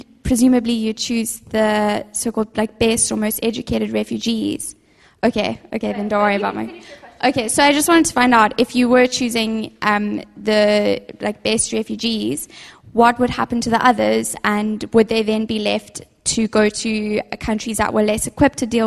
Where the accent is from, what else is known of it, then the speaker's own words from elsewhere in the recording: South Africa; I'm from South Africa